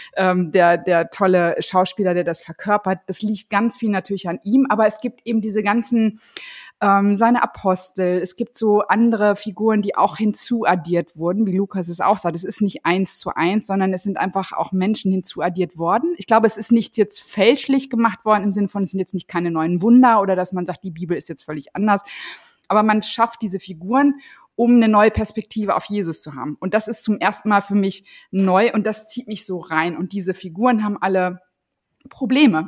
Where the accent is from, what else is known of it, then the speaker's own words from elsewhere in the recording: North Rhine-Westphalia, Germany; now in Husum, Germany; Ich komme ja eigentlich aus NRW und bin sehr katholisch erzogen worden